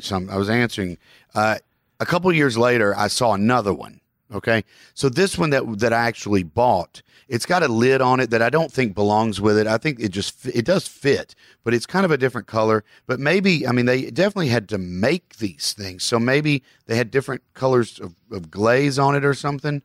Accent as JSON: {"language": "English", "region": "Kentucky", "country": "United States", "said": "I'm a Southerner from Kentucky."}